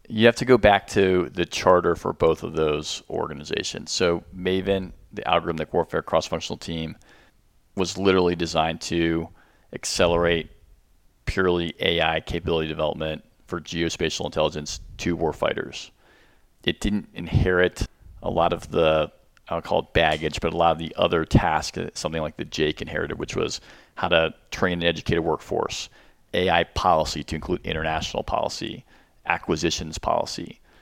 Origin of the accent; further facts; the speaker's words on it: Arlington, Virginia, United States; I lived here my whole life